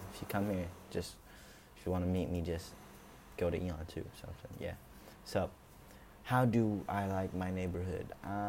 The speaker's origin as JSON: {"language": "English", "country": "Singapore", "tie": "born or raised there", "said": "I lived here all my life, actually. But I was born in Singapore, like I said, and yeah."}